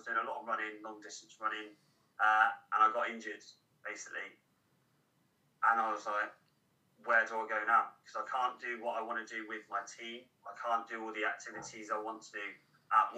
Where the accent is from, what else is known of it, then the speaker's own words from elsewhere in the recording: Cornwall, South West England, United Kingdom; moved away as an adult; I'm Cornish